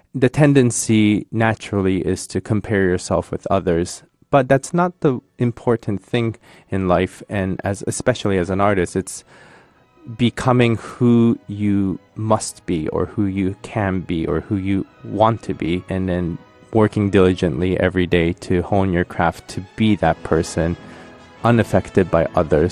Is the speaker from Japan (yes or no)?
yes; Tokyo, Japan; moved away; I come from Tokyo, I was born and raised in Tokyo